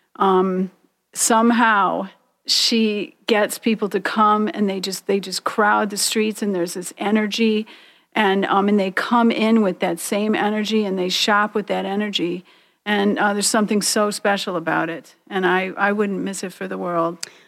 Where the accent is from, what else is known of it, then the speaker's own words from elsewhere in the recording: Detroit, Michigan, United States; here in Detroit, um, my hometown